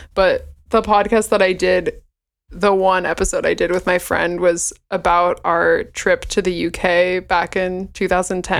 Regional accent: Bay Area, California, United States; moved away as an adult; also born or lived in Walla Walla, Washington / Seattle, Washington; I grew up in the Bay Area in California.

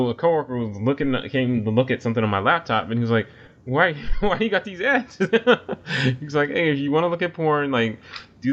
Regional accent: United States; as a American

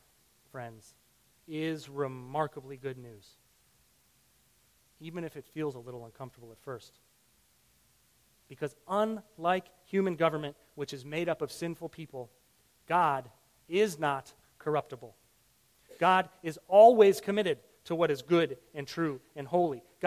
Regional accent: Illinois, United States; I grew up in Illinois.

